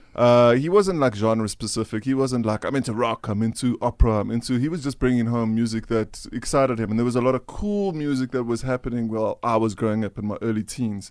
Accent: Roodepoort, Gauteng, South Africa; also born or lived in Scotland; my parents moved here when I was four

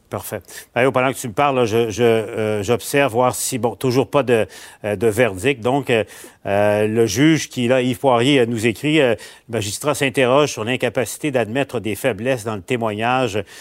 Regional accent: Quebec, Canada; chez nous, au Québec

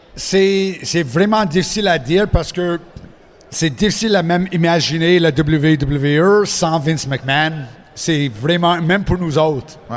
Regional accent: Montreal, Quebec, Canada; accent: anglophone; first language English; French is a second language; je, viens de Montréal. Je suis anglophone, comme tu peux euh, ah entendre mon accent.

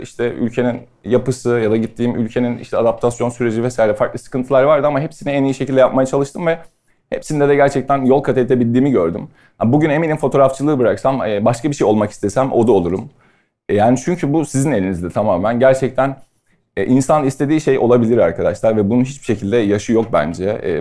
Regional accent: Istanbul, Turkey; also born or lived in London; ben Sarıyer'de doğdum büyüdüm.

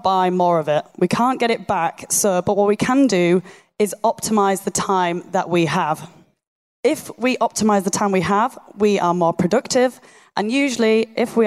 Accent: Yorkshire and the Humber, United Kingdom; accent: Yorkshire; my Yorkshire monotone accent

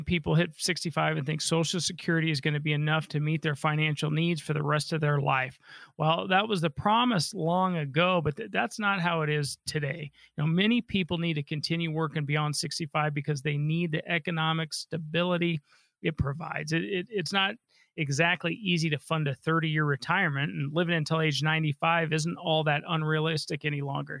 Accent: Colorado, United States; I was born and raised here in Colorado

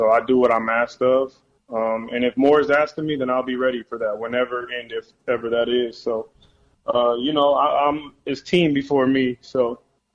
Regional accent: Bay Area, California, United States; growing up in the Bay Area, doing everything that I wanted to do for, you know, my whole life, 26, 27 years

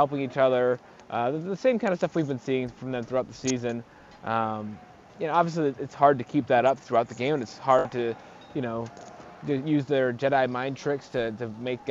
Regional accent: Connecticut, United States; now in Milwaukee, United States; I grew up in Connecticut

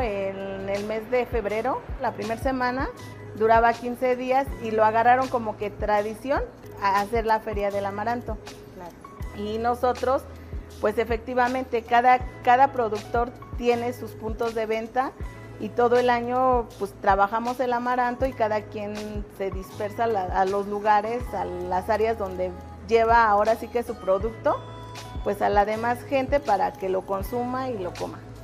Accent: Santiago Tulyehualco, Mexico City, Mexico; Todos somos del pueblo de Santiago Tullehualco

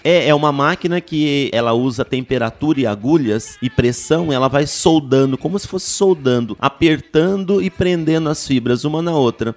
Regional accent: Jacareí, São Paulo, Brazil; moved away as an adult; now in São Paulo, Brazil; eu sou da, do interior de São Paulo, eu sou de Jacareí.

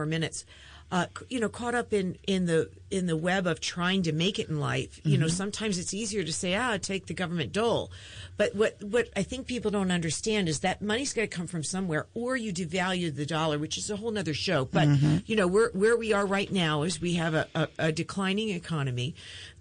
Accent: Montgomery County, Maryland, United States; I grew up in Montgomery County

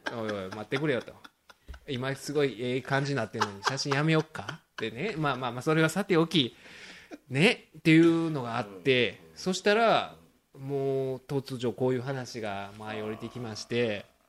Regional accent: Osaka, Japan; 地元大阪じゃないですか

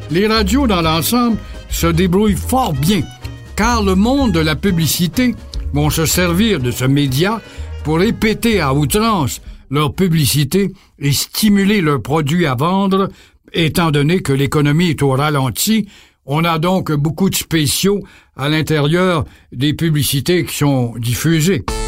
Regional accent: Quebec, Canada; au pays ici, chez nous, au Québec

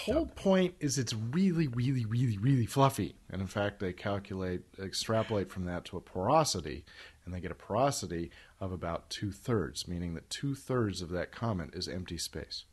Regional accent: Sacramento, California, United States; my hometown, Sacramento

